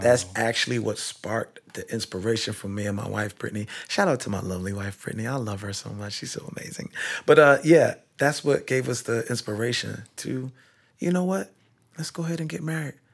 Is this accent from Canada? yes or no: no; Kingston, Jamaica; moved away; I'm originally from Kingston, Jamaica, in Barbican Row